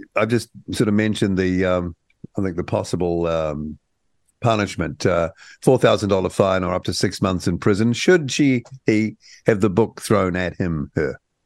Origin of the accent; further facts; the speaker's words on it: New Zealand; as a New Zealander